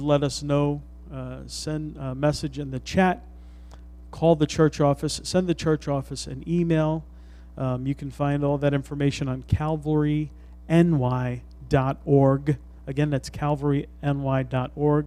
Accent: New York City, New York, United States; we're from the Bronx

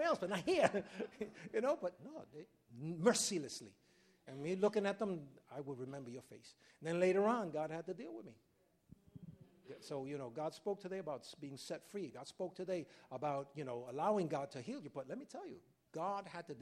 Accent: New York City, New York, United States; I was raised in Harlem, right in 108th Street, Manhattan Avenue, 8th Avenue

